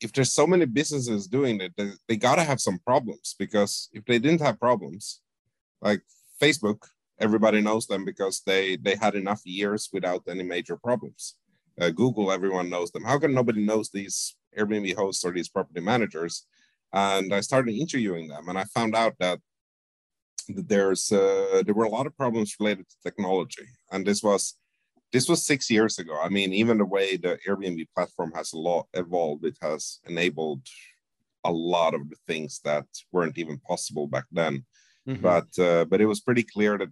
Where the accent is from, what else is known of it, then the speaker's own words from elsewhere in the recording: Finland; also born or lived in Sweden / Spain / Canada / Amsterdam; now in Toronto, Canada; I was born in Sweden, but grew up mostly in Finland